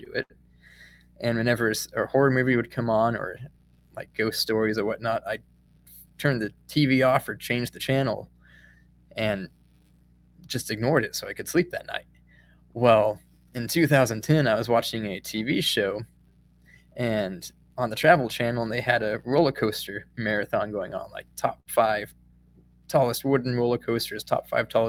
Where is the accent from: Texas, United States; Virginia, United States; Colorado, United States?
Colorado, United States; now in Missouri, United States; I live in Missouri now, but I grew up in Colorado